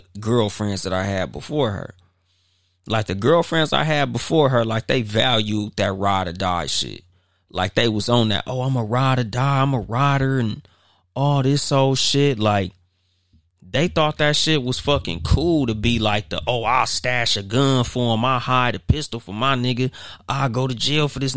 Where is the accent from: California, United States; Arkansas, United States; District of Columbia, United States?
California, United States; Compton; now in Highland, United States; I don't live in the city that I'm from. I'm from Compton. But I live in Highland